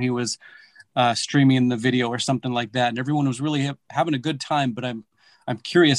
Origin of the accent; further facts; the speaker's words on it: Stevens Point, Wisconsin, United States; I'm from Stevens Point.